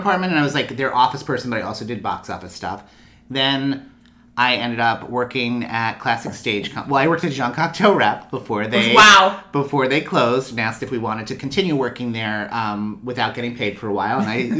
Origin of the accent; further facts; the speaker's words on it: Kings Park, New York, United States; I grew up on Long Island.